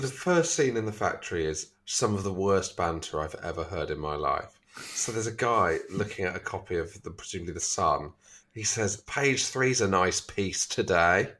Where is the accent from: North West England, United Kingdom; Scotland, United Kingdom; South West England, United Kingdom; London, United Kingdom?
London, United Kingdom